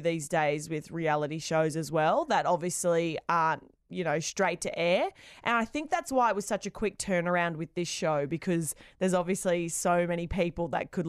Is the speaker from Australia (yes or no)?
yes; Queensland, Australia; I'm a massive rugby league fan because I'm from Queensland.